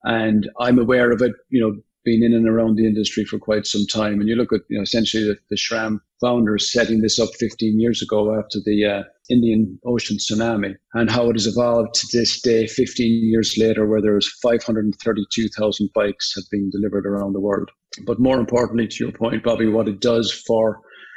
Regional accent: Limerick, Munster, Ireland; moved away as an adult; now in United States; I'm from Limerick

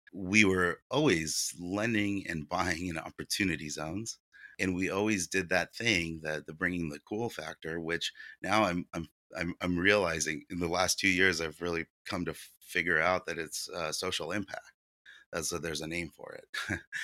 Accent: San Diego, California, United States; English is a second language; also born or lived in Ukraine; I grew up here in San Diego

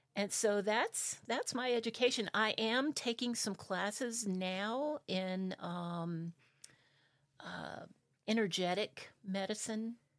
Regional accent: South Carolina, United States; also born or lived in Spartanburg, South Carolina; I'm originally from South Carolina. Uh, my dad was a Methodist minister

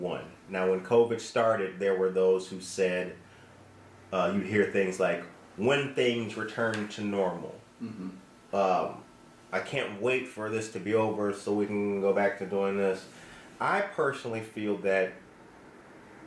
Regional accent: Harvey, Illinois, United States; growing up in Harvey, Illinois

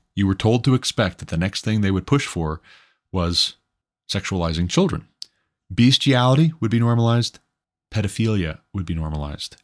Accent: Montana, United States; my home state being Montana

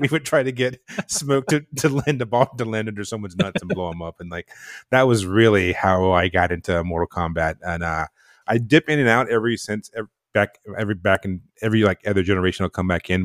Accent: North Carolina, United States; moved away; I'm from North Carolina, a super small town in North Carolina

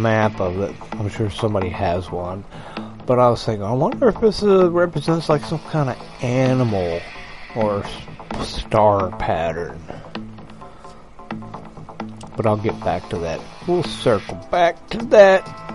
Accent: West Virginia, United States; I grew up in West Virginia

